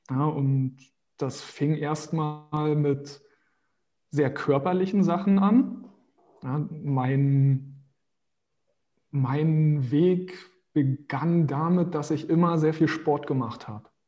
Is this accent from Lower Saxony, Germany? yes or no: no; Berlin, Germany; also born or lived in Brazil; Aber den Großteil meiner, meiner Zeit habe ich immer in Berlin verbracht. Das ist meine Heimat.